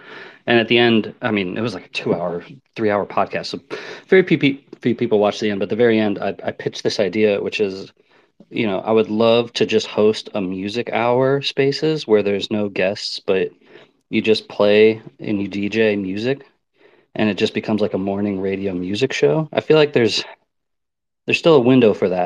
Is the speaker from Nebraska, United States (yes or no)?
yes; Omaha, Nebraska, United States; I'm from Omaha, Nebraska, and like this big emo music scene, and that was like the music I grew up in, like high school